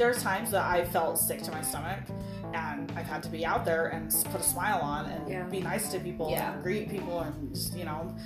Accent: California, United States; now in Utah, United States; I was born here, I was raised mostly in California and stuff like that too when I was younger

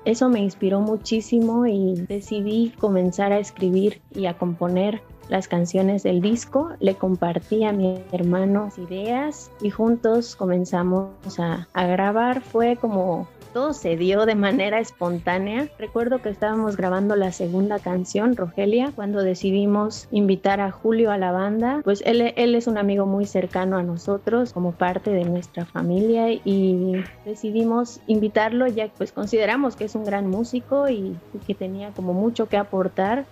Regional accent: Juchitán, Oaxaca, Mexico; me encuentro aquí en, mi ciudad natal, Juchitán, Oaxaca

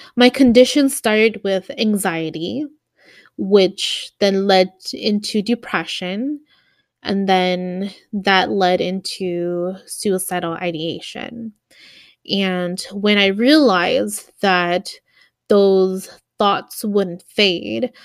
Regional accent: Milwaukee, Wisconsin, United States; moved away as an adult; We're originally from Milwaukee, Wisconsin

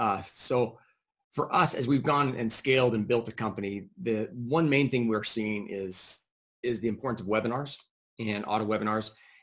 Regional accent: San Diego, California, United States; now in Boise, United States; San Diego.

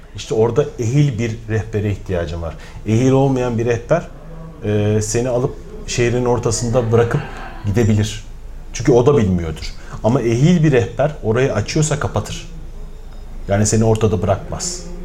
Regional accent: Mersin, Turkey; Mersinliyim ben

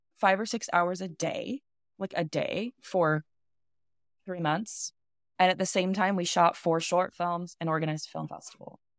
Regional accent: United States; I'm a American filmmaker

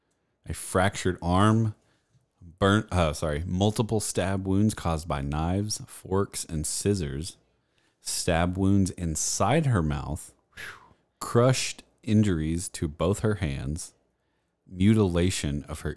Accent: United States; I'm American and not well-cultured.

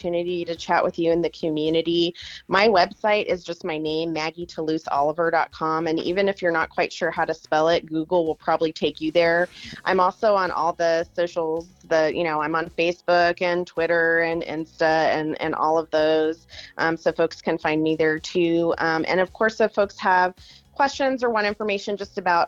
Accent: Albuquerque, New Mexico, United States; now in Santa Fe, United States; I live in Santa Fe and I'm from Albuquerque

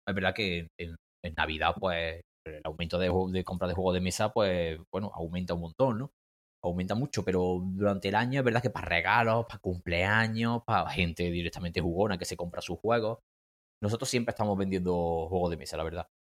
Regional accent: Córdoba, Andalusia, Spain; also born or lived in Granada; volví a mi ciudad natal, que es Córdoba

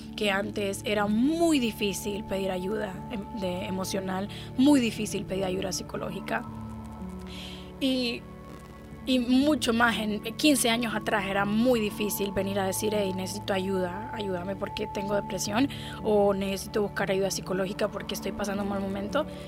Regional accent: Honduras; moved away as an adult; now in United States; yo vivo en Estados Unidos hace cinco años, pero yo nací en Honduras. Ah, Honduras es un país maravilloso. Viví en Honduras por 26 años de mi vida

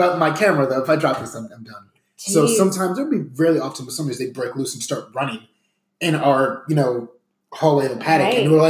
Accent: Northeast, United States; I mean, I'm from the Northeast area. I haven't been back to New York in about 14 years now.

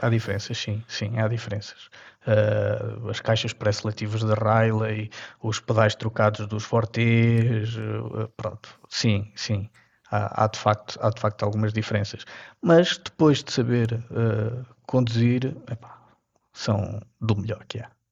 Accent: Castelo Branco, Portugal; saímos aqui de Castelo Branco para um passeio eu era miúdo, tinha uns, uns 10 anos

